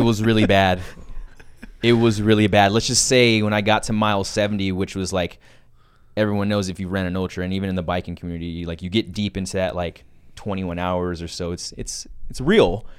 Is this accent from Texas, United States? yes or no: yes; San Antonio, Texas, United States; growing up in San Antonio, Texas